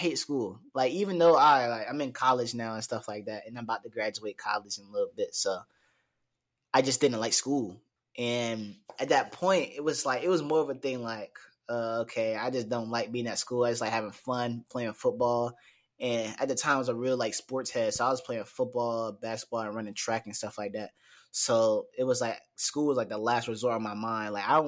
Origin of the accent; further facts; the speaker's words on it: Newport News, Virginia, United States; life growing up in Newport News, it's fun